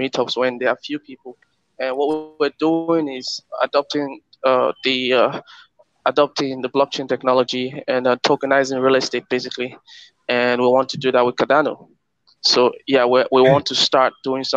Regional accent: Nigeria; my home country, Nigeria

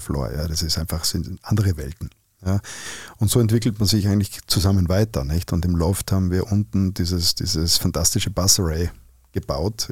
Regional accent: Innsbruck, Tyrol, Austria; accent: Tyrolean; moved away; In meiner Heimatstadt in Innsbruck

